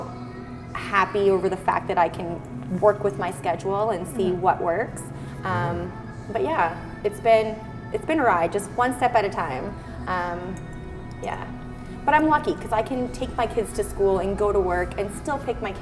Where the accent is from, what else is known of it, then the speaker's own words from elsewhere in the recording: Kingston, Ontario, Canada; now in Hamilton, Canada; Kingston, Ontario. Yep. Born and raised in wonderful limestone city